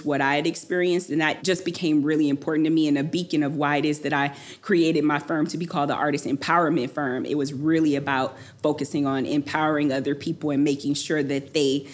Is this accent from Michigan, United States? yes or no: yes; Detroit, Michigan, United States; I'm from Detroit, and so music was always such a really, really big part of my life and growing up